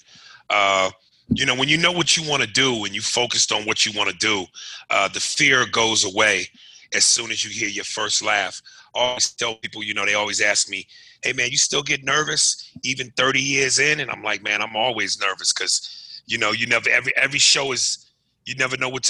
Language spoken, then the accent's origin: English; New York, United States; also born or lived in New Jersey; New York, man. I grew up in New York and New Jersey.